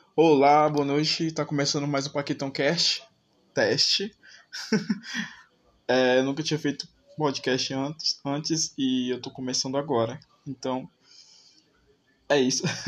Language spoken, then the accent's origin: Portuguese; Maracanaú, Ceará, Brazil; eu sou aqui de Maracanã, Ceará.